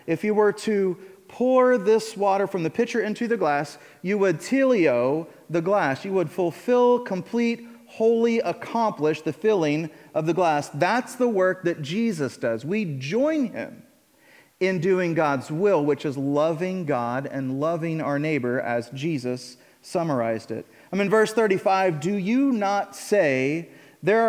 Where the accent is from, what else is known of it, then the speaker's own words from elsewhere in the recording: Illinois, United States; now in Indiana, United States; I grew up in Illinois